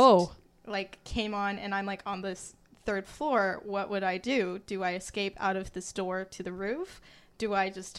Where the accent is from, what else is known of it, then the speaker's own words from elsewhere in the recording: Colorado, United States; moved away; I am from Colorado